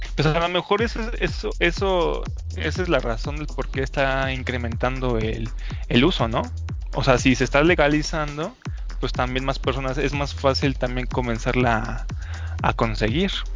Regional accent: Mexico; yo soy el mexicano

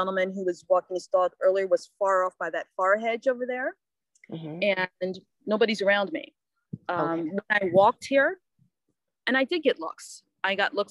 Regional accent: the North, United States; moved away; I am from the North

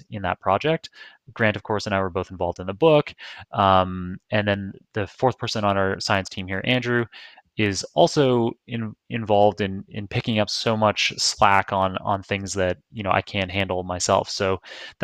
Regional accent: Toronto, Ontario, Canada; now in New York, United States; I live in New York, but I'm from Toronto

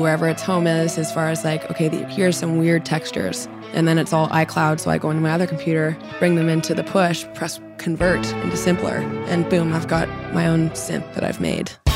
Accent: Vancouver, British Columbia, Canada; moved away as an adult; now in Nashville, United States; I was born in Vancouver, and then every summer we'd take the boat for about two months and go up north

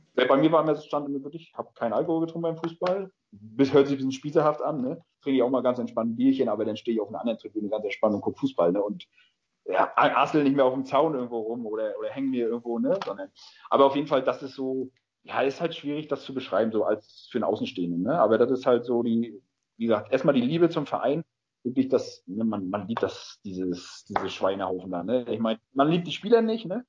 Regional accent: Greifswald, Mecklenburg-Vorpommern, Germany; also born or lived in Rostock; seitdem ich geboren bin, wohne ich ja in Greifswald, aber bin halt ein geborener Rostocker

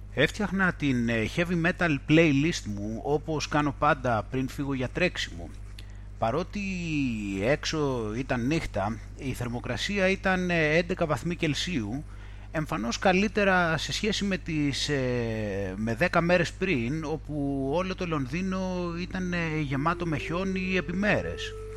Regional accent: Greece; moved away as an adult; now in United Kingdom; για όλο τον καιρό που βρίσκομαι στην ε, Βρετανία από τότε που μετακόμισα από την Ελλάδα

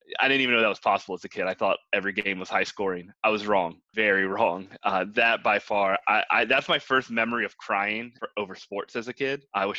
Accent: Maryland, United States; also born or lived in Kansas City, Missouri; I'm from Maryland. I grew up here predominantly, but I did move around a lot as a kid in a military family. So, one of the places I did live was Kansas City, Missouri.

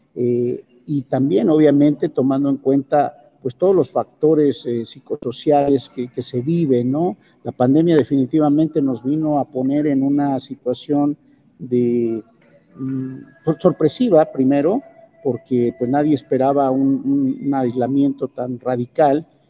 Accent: Mexico; tenemos esa habilidad los mexicanos

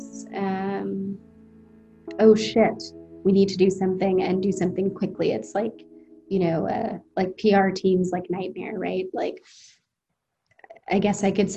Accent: United States; I am an American

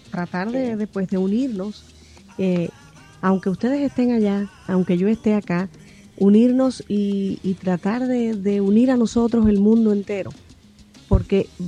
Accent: Banes, Holguín, Cuba; en mi Cuba, mi Cuba natal, en mi pueblo, porque yo soy de la parte oriental de Cuba, de la provincia de Holguín, un pueblecito llamado Vanes, al cual amo y el cual recuerdo con mucho cariño

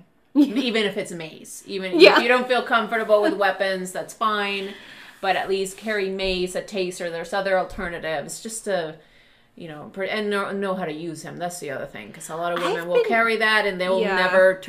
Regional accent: Venezuela; now in United States; I am from Venezuela

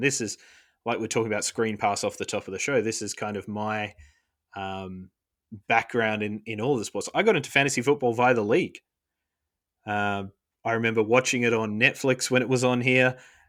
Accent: Perth, Western Australia, Australia; There's a Patriots-themed sports bar in my hometown of Perth.

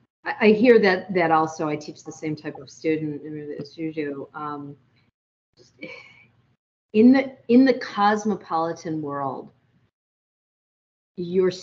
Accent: United States

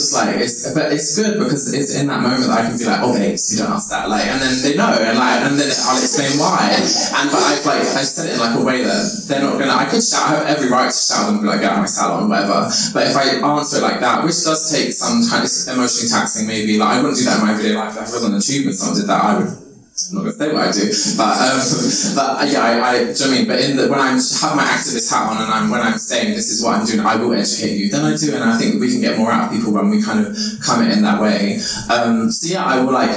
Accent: London, United Kingdom; I'm from, like I said, Labrador Grove

